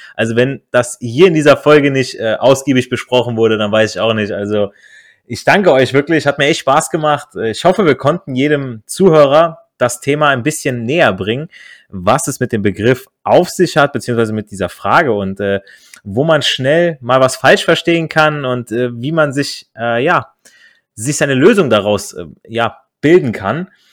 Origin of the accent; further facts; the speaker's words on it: Italy; als Italiener